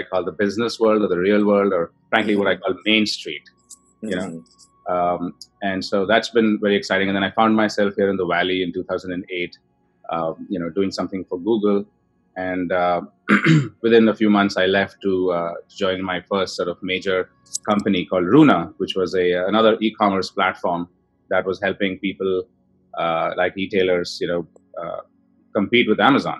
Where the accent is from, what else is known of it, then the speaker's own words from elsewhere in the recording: Bangalore, Karnataka, India; moved away as an adult; I grew up in India, in Bangalore